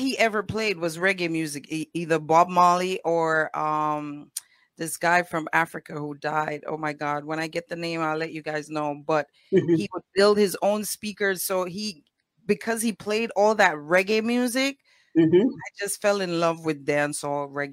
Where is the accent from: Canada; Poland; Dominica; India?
Dominica; also born or lived in Roseau, Dominica; now in New York, United States; born in the city, raised in the countryside with my grandmother